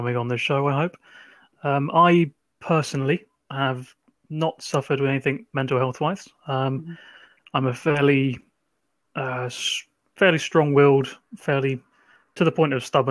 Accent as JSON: {"language": "English", "town": "Ipswich", "region": "East of England", "country": "United Kingdom", "said": "I come from Ipswich. Becky and I went to school together"}